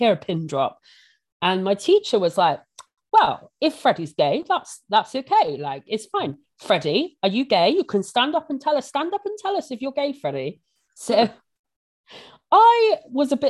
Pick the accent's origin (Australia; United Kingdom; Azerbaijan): United Kingdom; Bristol, South West England; I grew up in St. Paul's, you know, central Bristol, and it is a predominantly black area